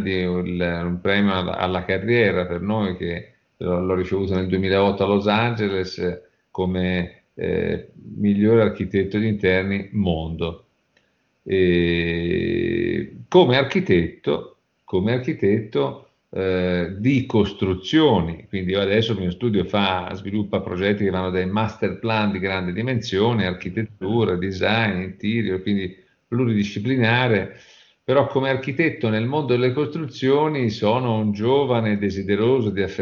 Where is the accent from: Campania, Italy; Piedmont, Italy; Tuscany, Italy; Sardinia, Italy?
Campania, Italy; Naples; Certo, assolutamente, il mio accento non tradisce.